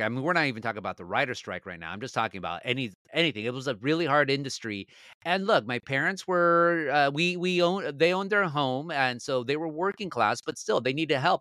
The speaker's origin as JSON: {"language": "English", "town": "Anaheim", "region": "California", "country": "United States", "tie": "born or raised there", "said": "Born and raised in Orange County, and God willing, I will stay"}